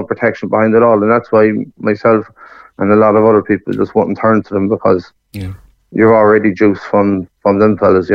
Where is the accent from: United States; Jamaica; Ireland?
Ireland; Sligo, Connacht; moved away as an adult; I'd say Sligo.